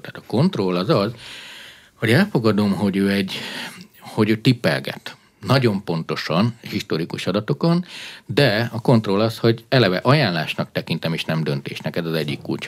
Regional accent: Transylvania, Romania; moved away; Én Erdélyben nőttem föl, diktatúrá volt

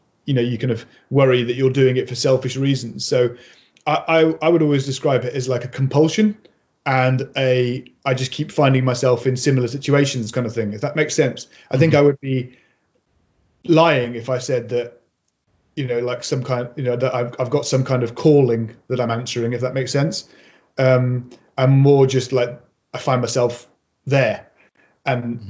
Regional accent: Mid Wales, United Kingdom; also born or lived in Birmingham; I grew up on a small holding on the side of a hill in Wales, where, you know, we didn't we moved from Birmingham when I was four

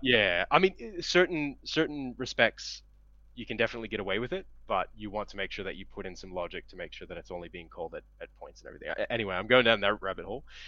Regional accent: Cleveland, Ohio, United States; moved away as an adult; now in Australia; I'm originally from Cleveland, Ohio, in the U.S.

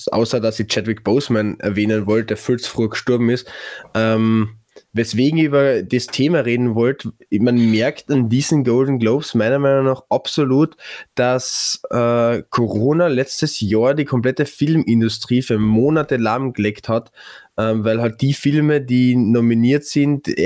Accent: Vienna, Austria; als Wiener kehrt der Neusiedlersee quasi

